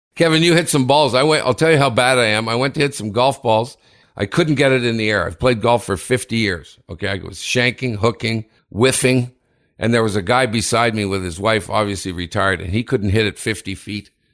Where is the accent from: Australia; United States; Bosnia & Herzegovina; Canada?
Canada; Sudbury, Ontario; Sudbury, my hometown